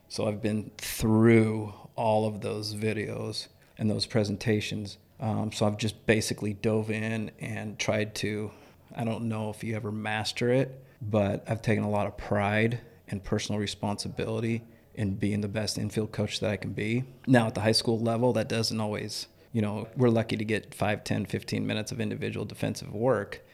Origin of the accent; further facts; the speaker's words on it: York, Nebraska, United States; I grew up in York, Nebraska, so a small town